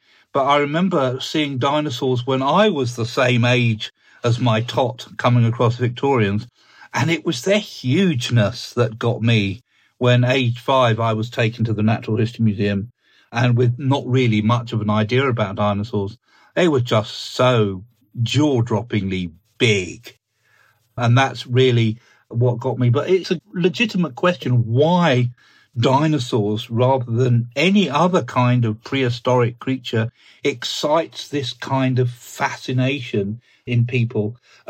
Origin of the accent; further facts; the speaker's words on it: South East England, United Kingdom; In fact, it was a discovery from quite close to where I grew up in Sussex, in the Weald of Sussex, in the sandstone.